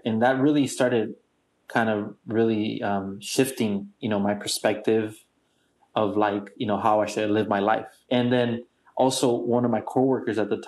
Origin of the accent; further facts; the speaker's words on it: San Diego, California, United States; also born or lived in Tijuana, Mexico; born and raised in San Diego and Mexico, TJ, because I do have family in Mexico